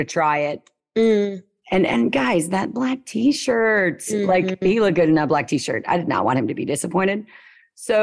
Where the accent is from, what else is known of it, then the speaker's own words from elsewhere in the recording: Louisiana, United States; I'm from Louisiana. The accent I have is a lot lower and slower.